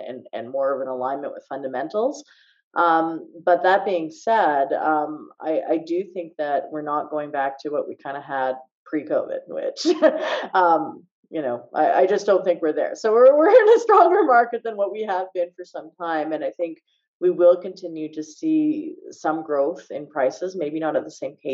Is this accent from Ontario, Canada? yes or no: no; Calgary, Alberta, Canada; I'm from Calgary